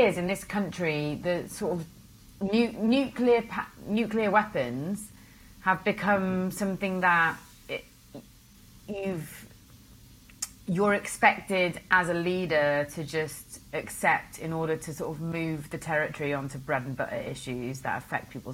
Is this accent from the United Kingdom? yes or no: yes; Wales, United Kingdom; I was born in Wales